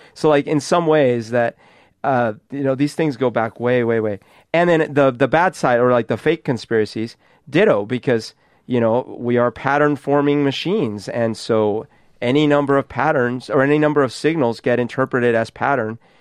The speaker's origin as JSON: {"language": "English", "country": "Colombia", "tie": "born or raised there", "moved": "yes", "lives_now": "Seattle, United States", "said": "growing up in Colombia"}